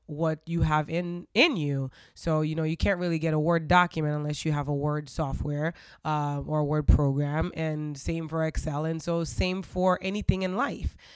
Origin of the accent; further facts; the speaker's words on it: Haiti; I grew up in Haiti.